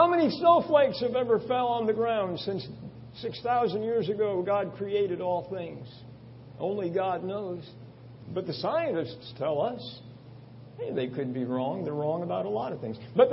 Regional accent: Long Island, New York, United States; I grew up on Long Island, not too far from here.

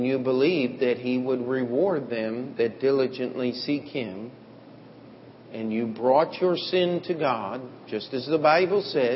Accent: United States; as Americans

